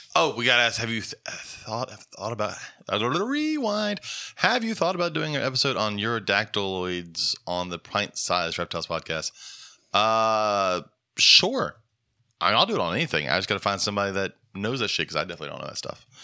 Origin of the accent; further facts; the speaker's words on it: Dothan, Alabama, United States; moved away; my hometown in Dothan, Alabama